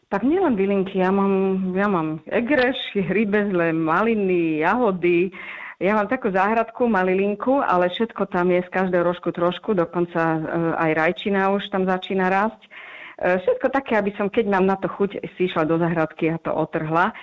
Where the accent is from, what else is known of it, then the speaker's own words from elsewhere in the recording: Stropkov, Prešov Region, Slovakia; Ja mám rada svoj rodný kraj. Ja pochádzam z Ostropkova